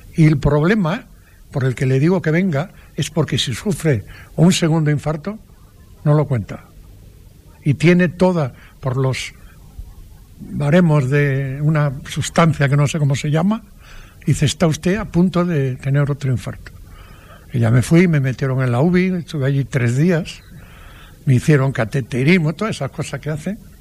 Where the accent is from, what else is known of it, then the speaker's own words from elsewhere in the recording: Padrón, Galicia, Spain; en mi pueblo, en Padrón, había una plazuela delante de mi casa donde yo jugaba todos los días